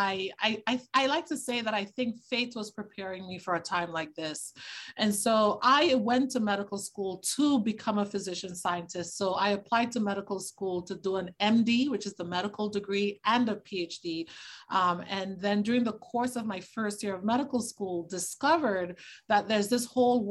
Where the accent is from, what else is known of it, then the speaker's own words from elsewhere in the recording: Tobago, Trinidad & Tobago; I grew up in the Caribbean. I'm from Trinidad and Tobago. I'm actually from the smaller island, Tobago